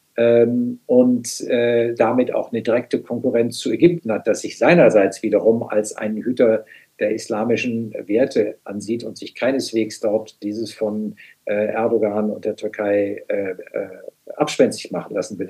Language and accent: German; Germany